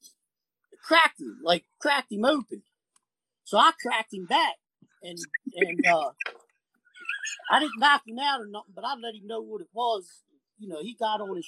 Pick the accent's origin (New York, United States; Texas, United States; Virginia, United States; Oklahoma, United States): Virginia, United States; also born or lived in St. Bernard Parish, Louisiana; I'm from Virginia